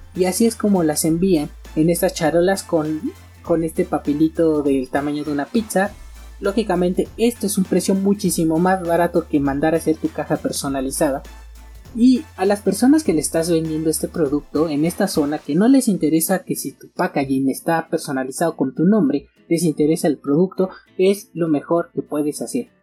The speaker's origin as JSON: {"language": "Spanish", "country": "Mexico", "said": "aquí en mi país, México"}